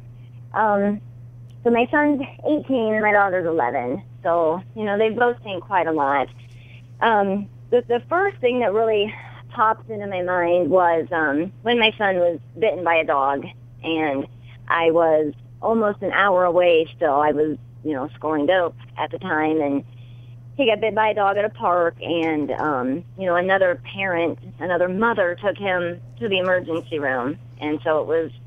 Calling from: Shelby, Ohio, United States; I am calling from Shelby, Ohio

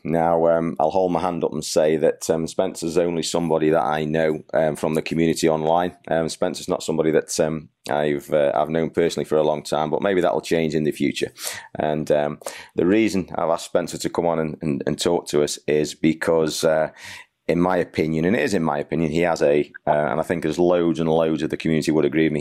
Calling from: Bangladesh; I'm ringing from Bangladesh

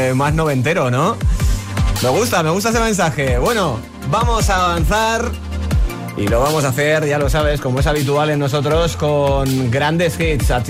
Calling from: Manzanares, Castilla-La Mancha, Spain; de Manzanares, Ciudad Real.

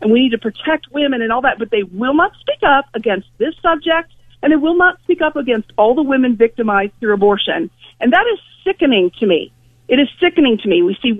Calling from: Ohio, United States; Good morning, Bob. Ohio.

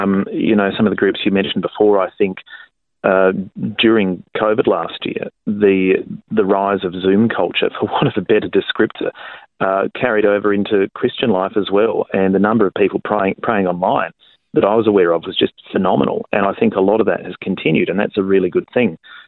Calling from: South Australia, Australia; I'm calling you from South Australia this morning

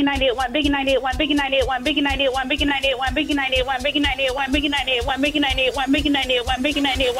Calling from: Philadelphia, Pennsylvania, United States; calling from Northeast Philly.

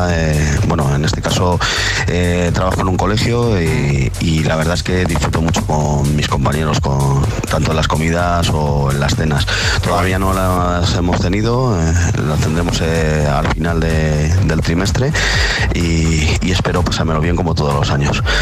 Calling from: Fuenlabrada, Community of Madrid, Spain; Hola, buenos días. … de Fuenlabrada

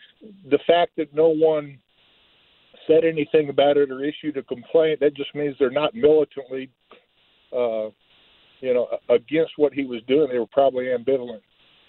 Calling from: Alabama, United States; I'm calling from Alabama, but your signal comes really good down in Alabama.

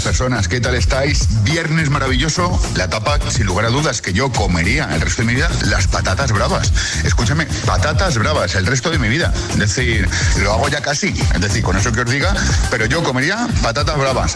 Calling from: Valencia, Valencian Community, Spain; saludos desde Valencia

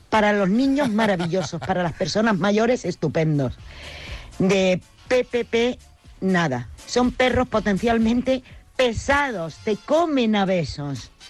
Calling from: Alcoy, Valencian Community, Spain; soy de Alcoy y tengo dos PPPs, American Stanford.

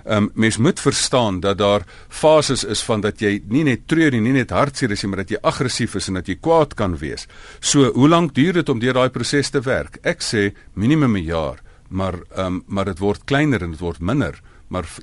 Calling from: Pretoria, Gauteng, South Africa; van Pretoria.

